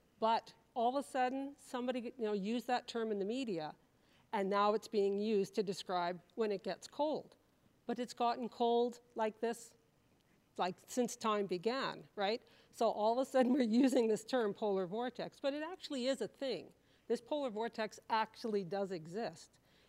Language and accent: English; Regina, Saskatchewan, Canada; growing up in Regina